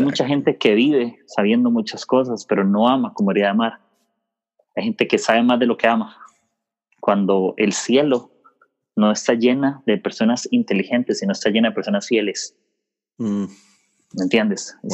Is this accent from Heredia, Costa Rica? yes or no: no; Desamparados, San José, Costa Rica; yo soy de Costa Rica